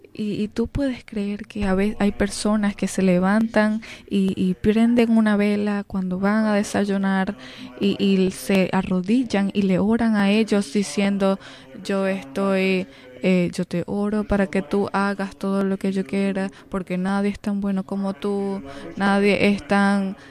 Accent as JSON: {"language": "Spanish", "country": "United States", "said": "como americanos"}